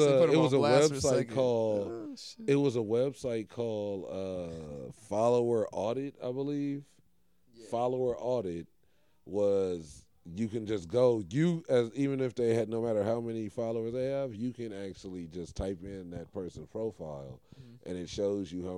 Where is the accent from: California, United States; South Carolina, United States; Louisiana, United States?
California, United States; Los Angeles; growing up in West